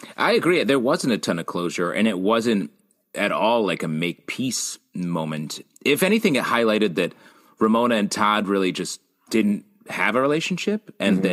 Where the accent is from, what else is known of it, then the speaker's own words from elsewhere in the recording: Canada; I'm Canadian